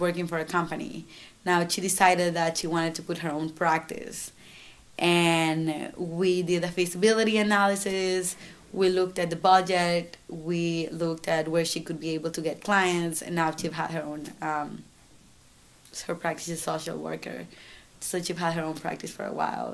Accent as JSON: {"language": "English", "region": "San Salvador", "country": "El Salvador", "tie": "born or raised there", "moved": "as an adult", "lives_now": "Syracuse, United States", "said": "I grew up in San Salvador, that's right, that's the capital."}